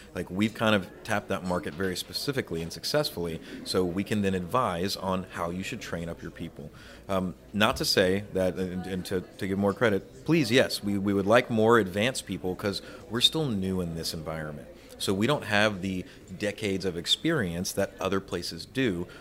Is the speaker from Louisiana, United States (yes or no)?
yes; Louisiana, United States; my home state of Louisiana